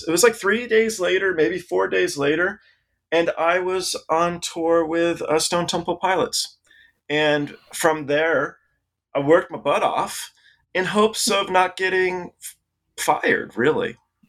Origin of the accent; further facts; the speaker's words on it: England, United Kingdom; born there; And my dad was English as well. I was born in England.